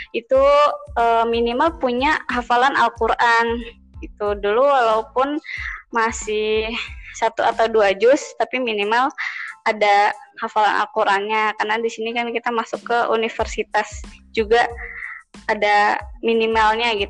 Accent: Indonesia; bahkan uh, kita ini orang Indo uh, mereka tuh tahu banget orang Indonesia

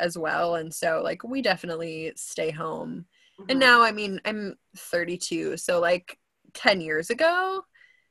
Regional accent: Wisconsin, United States; moved away as an adult; now in Houston, United States; I grew up in Wisconsin. I've only been in Texas. Well, I say only, but it's been 10 years this year since I've been in Texas

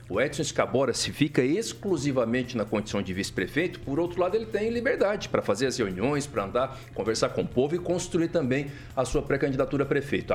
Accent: Mato Grosso do Sul, Brazil; moved away; also born or lived in Rondonópolis; sou sul-mato-grossense de nascimento

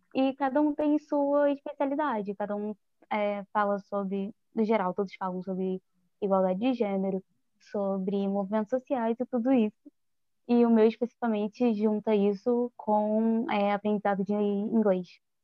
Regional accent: Rio de Janeiro, Brazil; eu sou do Rio, nascida e criada

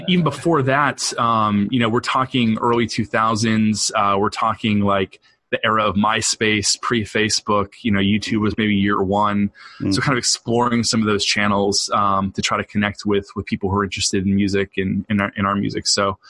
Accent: New England, United States; And so I grew up in the Northeast and pretty much have lived here my whole life. I moved around a little bit, but settled now on the North Shore of Boston, and I'm a New Englander through and through.

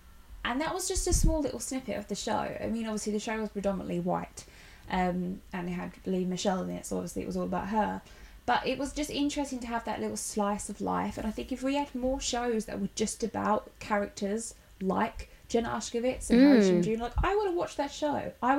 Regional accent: Pakistan; Oh, is that Bangladesh? Like, no, it's not Bangladesh. I'm from Pakistan.

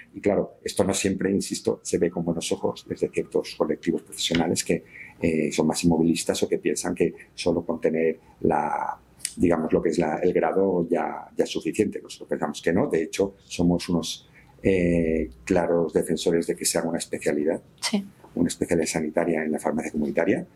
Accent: Valencian Community, Spain; soy valenciano

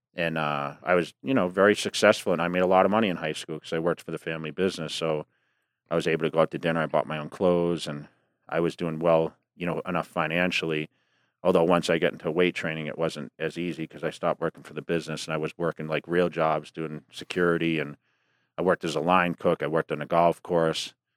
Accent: near Worcester, Massachusetts, United States; I joined the local Gold's Gym, which was Worcester, Massachusetts, right outside my, my hometown

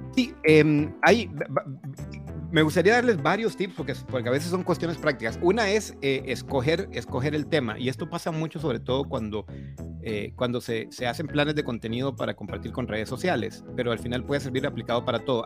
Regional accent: Honduras; moved away as an adult; now in Costa Rica; Soy, soy hondureño de nacimiento, aunque vivo en Costa Rica hace 22 años.

